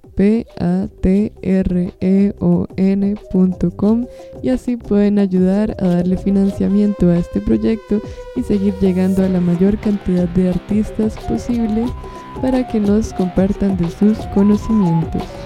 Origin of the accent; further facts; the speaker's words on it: Costa Rica; soy costarricense